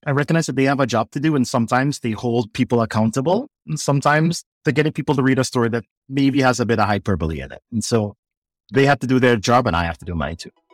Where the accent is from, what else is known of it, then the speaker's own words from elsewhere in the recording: Trinidad & Tobago; moved away as an adult; now in United States; growing up in Trinidad